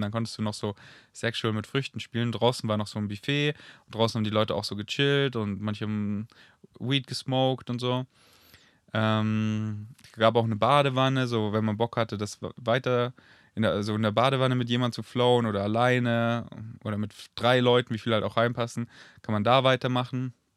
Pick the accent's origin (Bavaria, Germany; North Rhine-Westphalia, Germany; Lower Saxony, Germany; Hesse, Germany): Bavaria, Germany; near Munich; in der Nähe von, oder in München zurück, in der Nähe, wo, wir, wo ich wohne, also wo ich aufgewachsen bin, wo ich mein Elternhaus habe